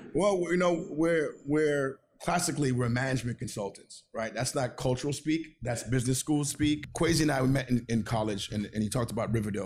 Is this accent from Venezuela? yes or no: yes; Venezuela; also born or lived in Flatbush, Brooklyn, New York; now in New York, United States; I was born in Venezuela. I'm Venezuelan.